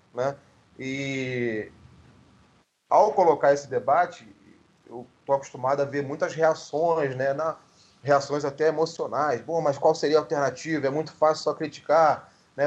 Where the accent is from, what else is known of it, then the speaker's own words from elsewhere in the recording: Rio de Janeiro, Brazil; na própria Zona Oeste, de onde eu venho